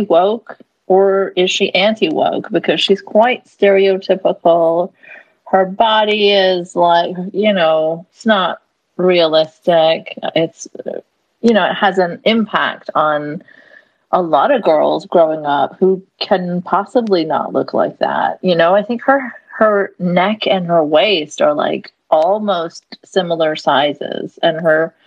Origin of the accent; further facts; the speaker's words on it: Canada; as a Canadian